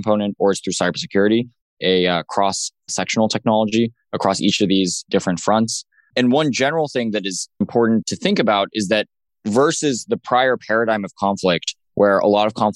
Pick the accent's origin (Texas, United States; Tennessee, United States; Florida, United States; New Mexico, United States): New Mexico, United States; Los Alamos; I grew up in Los Alamos, New Mexico, which is the birthplace of the atomic bomb